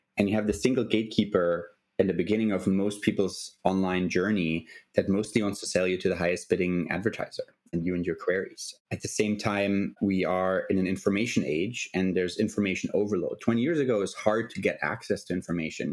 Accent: Germany; moved away as an adult; I'm originally from Germany

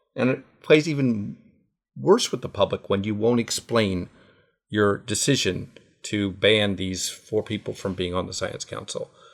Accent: United States; now in Japan; I am a Jewish American

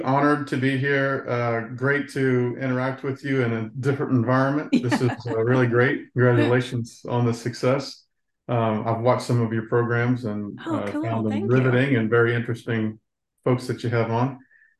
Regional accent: Atlanta, Georgia, United States; I grew up in Georgia and in Atlanta, Clayton County there, and went into the Marine Corps

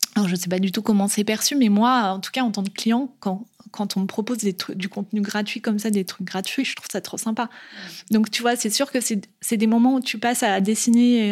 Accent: Nantes, Pays de la Loire, France; moved away as an adult; je suis née à Nantes et que je passe toute mon enfance euh, ici

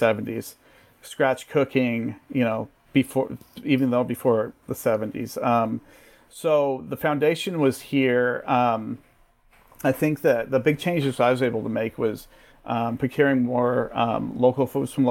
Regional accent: Bay Area, California, United States; growing up in California, that's pretty, you know, especially in the Bay Area, it's second language, right? You grow up with it

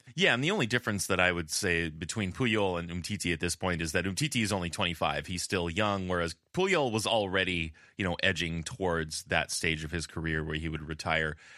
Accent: California, United States; accent: California; I've really been working on my my Spanish accent uh, without sacrificing my California accent

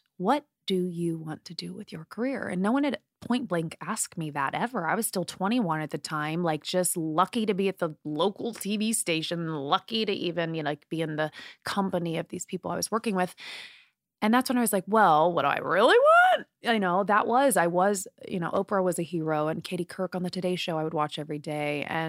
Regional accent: Indiana, United States; I mean, I'm from the Midwest in Indiana. And so Hollywood for me, because I'd never really left Indiana.

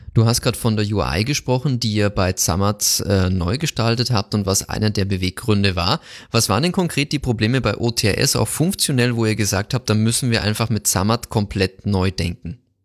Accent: Bavaria, Germany; kommen wir beide aus Bayern

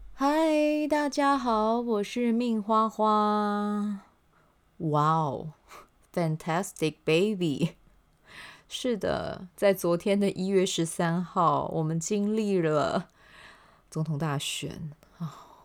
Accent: Taiwan; 我自己可以有这个机会生在这片土地上

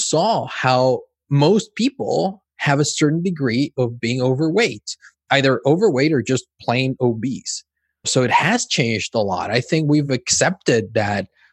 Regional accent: Mexico; also born or lived in Cancun, Mexico / California, United States; now in Spain; I'm originally from Mexico.

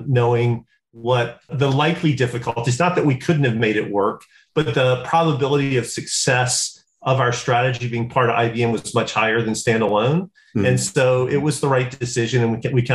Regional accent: South Georgia, United States; I'm from South Georgia.

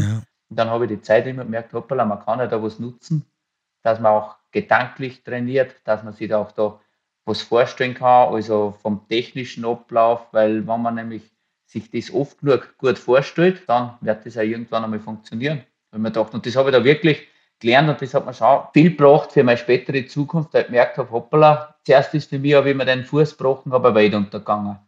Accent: Waldzell, Upper Austria, Austria; In Waldzell, in der Nähe von Ried im Innkreis, da gibt es ja nicht wirklich die Berge oder habe ich mit meiner Familie, bin ich halt da aufgewachsen auf dem Bauernhof

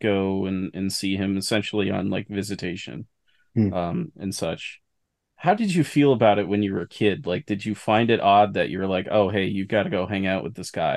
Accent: small town Northern New York, United States; The town I live in now, there's less than 3,000 people that live here. And my hometown is about the same. And we're talking about a region that has hosted the Winter Olympics twice

